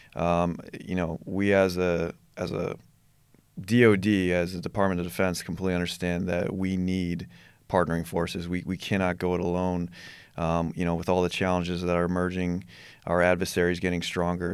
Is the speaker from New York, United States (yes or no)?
yes; New York, United States; I'm from New York